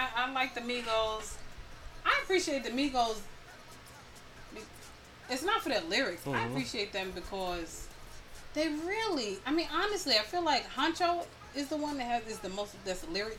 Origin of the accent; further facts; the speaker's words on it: East Coast, United States; So you know I'm from the East Coast. I'm from up north.